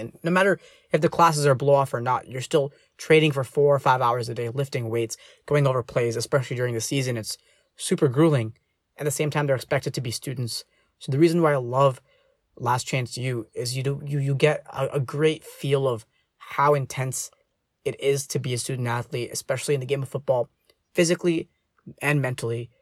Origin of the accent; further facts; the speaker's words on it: United States; as Indian American, like, uh, as a child of two immigrants